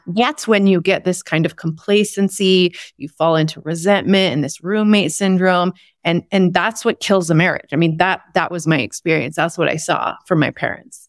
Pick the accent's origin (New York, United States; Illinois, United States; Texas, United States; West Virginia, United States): Texas, United States; I grew up in Texas in the Bible Belt